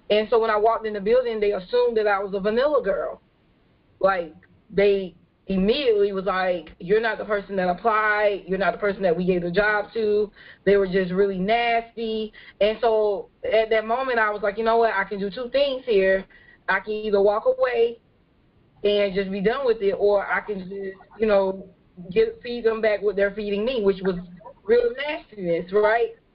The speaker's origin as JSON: {"language": "English", "region": "California", "country": "United States", "lives_now": "Beaufort, United States", "said": "I'm not from Beaufort, and so what I do is not really common in the area. Um, so before I got here, I came from California"}